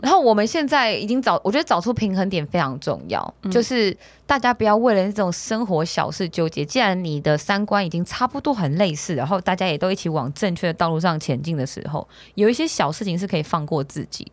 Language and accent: Chinese; Taiwan